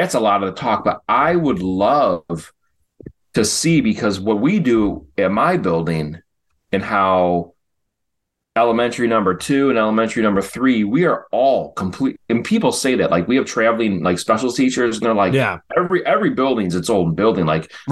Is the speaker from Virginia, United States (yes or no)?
no; Chicago, Illinois, United States; I remember growing up in Chicago